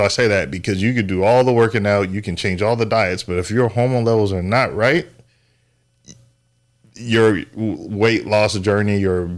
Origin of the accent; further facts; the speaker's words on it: San Diego, California, United States; moved away; I love seafood. I'm from San Diego, or we moved out here from San Diego.